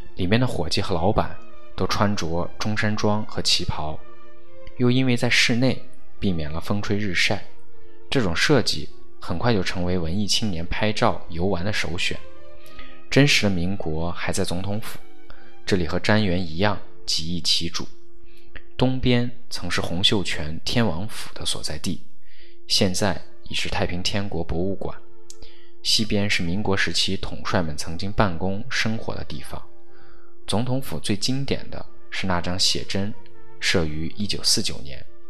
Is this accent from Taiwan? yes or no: no; northern China, China; 我是一个北方长大的人